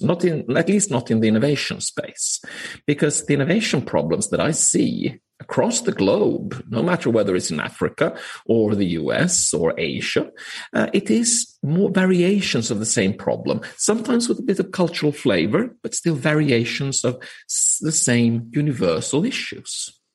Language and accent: English; Finland; now in Copenhagen, Denmark; I am from Finland. I'm actually calling in today from sunny Copenhagen